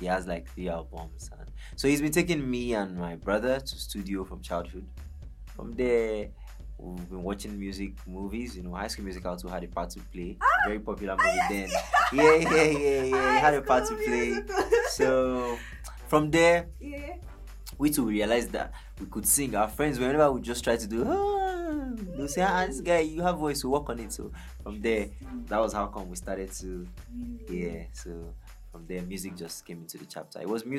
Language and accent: English; Lokoja, Kogi, Nigeria; I was born in Kogi State, Lokoja, you know, Nigeria.